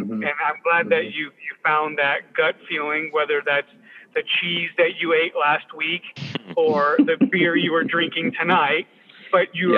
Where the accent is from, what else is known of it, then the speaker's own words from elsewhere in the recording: Southern California, United States; I'm not from the South. I'm from Southern California